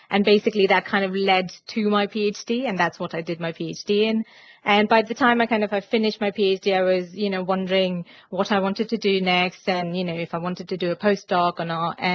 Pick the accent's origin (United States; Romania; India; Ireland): India; so I'm originally from India um, and I, I did my undergraduate uh, over there in biotechnology